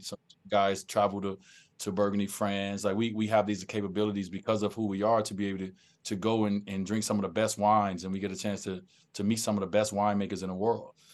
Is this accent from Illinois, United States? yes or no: yes; Chicago, Illinois, United States; where I grew up in Chicago